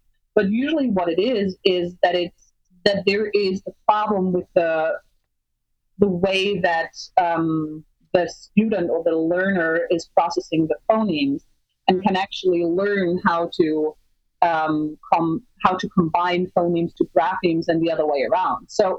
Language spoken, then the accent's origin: English; Germany; moved away as an adult; also born or lived in Michigan, United States; now in Arizona, United States; so I was born and raised in Germany